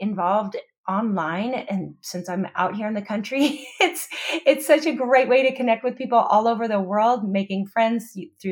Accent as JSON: {"language": "English", "region": "Pacific Northwest", "country": "United States", "moved": "as an adult", "lives_now": "Oahu, United States", "said": "I come from the Pacific Northwest originally, but my husband and I moved to Hawaii 19 years ago"}